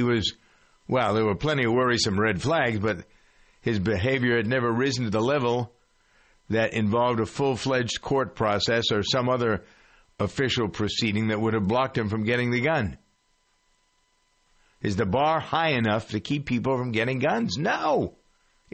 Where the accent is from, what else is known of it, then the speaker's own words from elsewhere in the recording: Framingham, Massachusetts, United States; my hometown of Framingham